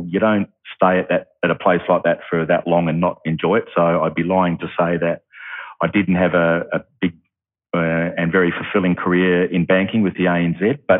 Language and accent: English; Bassendean, Western Australia, Australia; also born or lived in Mentone, Victoria, Australia; I grew up in Bassendean, still live in Bassendean today, haven't really moved far away.